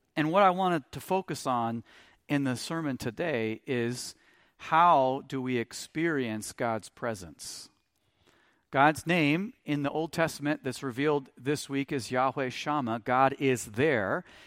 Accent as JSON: {"language": "English", "town": "Stoughton", "country": "United States", "said": "we're from Stoughton"}